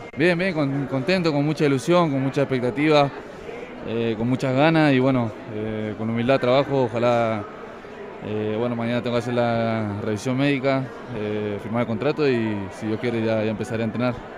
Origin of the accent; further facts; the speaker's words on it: United States; now in Mexico City, Mexico; me crié en Estados Unidos